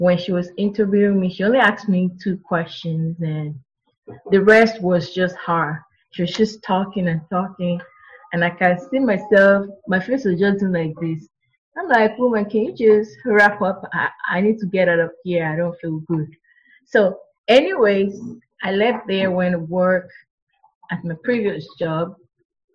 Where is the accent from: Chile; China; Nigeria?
Nigeria; now in United States; I'm from Nigeria. We eat Nigerian food